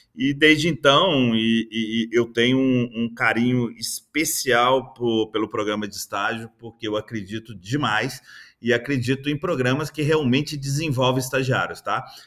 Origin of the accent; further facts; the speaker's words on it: interior of Minas Gerais, Brazil; moved away; also born or lived in Belo Horizonte; eu sou do interior de Minas, é, formado em administração